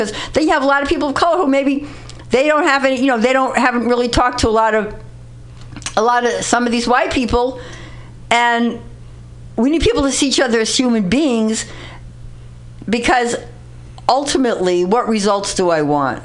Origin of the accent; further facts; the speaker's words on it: New York City, New York, United States; I grew up in the Bronx in a very lower working class background.